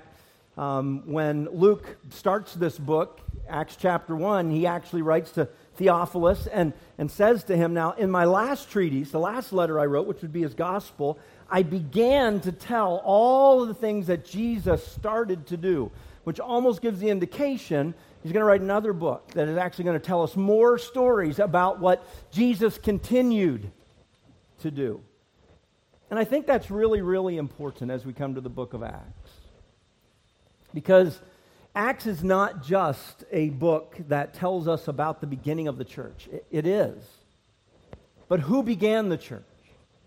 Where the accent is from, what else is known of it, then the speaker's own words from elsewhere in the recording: Nova Scotia, Canada; also born or lived in Northern Ireland; I was born in Northern Ireland. Lived there till I was four, and then my family immigrated to Nova Scotia, Canada, where I grew up.